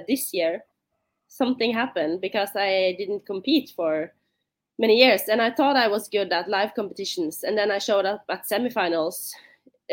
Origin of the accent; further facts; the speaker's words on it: Bergen, Vestland, Norway; English is a second language; moved away as an adult; now in Oslo, Norway; My hometown is Bergen. It's on the other side of the country